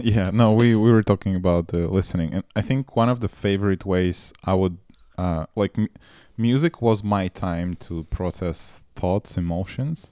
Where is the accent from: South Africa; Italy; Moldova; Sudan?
Moldova; moved away; also born or lived in Russia; I grew up in Moldova